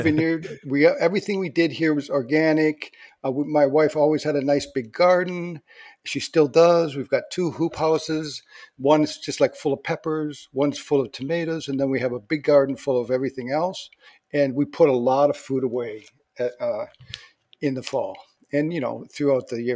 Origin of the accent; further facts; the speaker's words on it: Port Huron, Michigan, United States; moved away as an adult; now in Montpelier, United States; we lived in Michigan Port Huron Michigan that's where I grew up that was my hometown